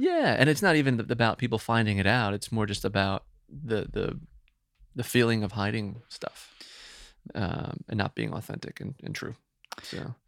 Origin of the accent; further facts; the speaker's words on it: Woodbridge, New Jersey, United States; moved away; from New Jersey originally